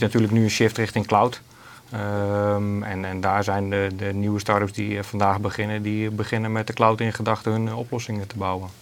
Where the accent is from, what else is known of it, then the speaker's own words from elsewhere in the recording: Netherlands; wij als Nederlanders